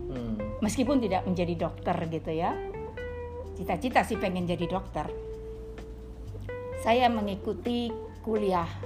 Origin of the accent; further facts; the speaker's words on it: Medan, North Sumatra, Indonesia; saya sudah bicara saya anak Medan ya